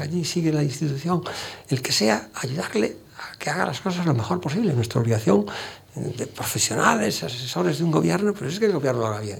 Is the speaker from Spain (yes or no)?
yes; Galicia, Spain; accent: Galician; now in Madrid, Spain; nuestro acento gallego pues es el, el eco que los gallegos eh, percibimos al hablar